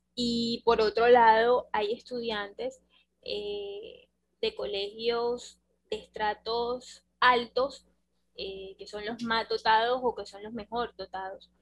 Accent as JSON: {"language": "Spanish", "country": "Colombia", "said": "nosotros como, como colombianos"}